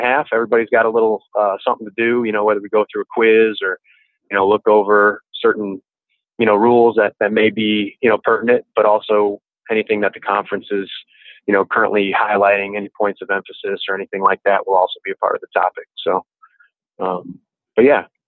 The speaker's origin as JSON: {"language": "English", "town": "Grand Rapids", "region": "Michigan", "country": "United States", "moved": "yes", "lives_now": "Mandeville, United States", "said": "I am from Grand Rapids, Michigan, originally."}